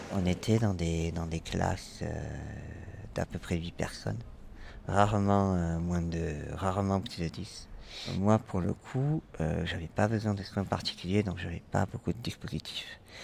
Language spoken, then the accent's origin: French; Toulouse, Occitania, France; moved away as an adult; now in Paris, France; je viens de Toulouse. Et je suis arrivé à Paris